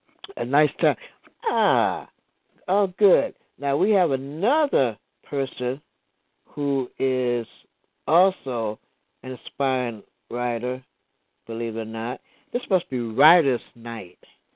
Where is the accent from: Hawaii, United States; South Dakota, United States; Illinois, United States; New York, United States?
Illinois, United States; Chicago; my hometown, Chi-Town.